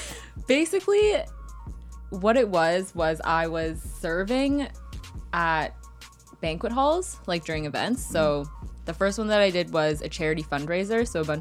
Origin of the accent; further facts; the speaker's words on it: Markham, Ontario, Canada; I'm from Markham.